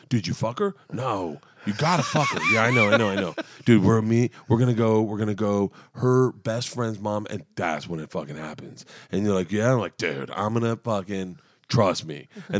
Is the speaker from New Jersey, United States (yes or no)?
no; Temple Terrace, Florida, United States; I grew up in Temple Terrace.